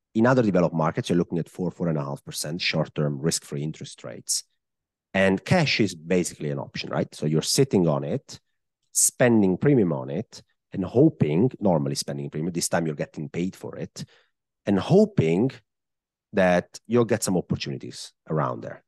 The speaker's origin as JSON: {"language": "English", "country": "Italy", "accent": "Italian", "second_language": "English", "said": "I am, uh, Italian, I guess. I mean, if somebody didn't know that by my accent at this point in the podcast, I guess it's very clear where I'm from."}